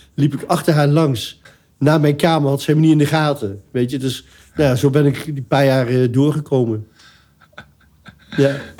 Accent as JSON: {"language": "Dutch", "town": "Arnhem", "region": "Gelderland", "country": "Netherlands", "tie": "born or raised there", "also_born_or_lived": "Eindhoven", "said": "ik ben opgegroeid in Arnhem."}